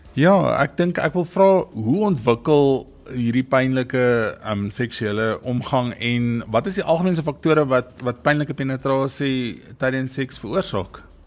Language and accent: Afrikaans; South Africa; ons as Suid-Afrikaners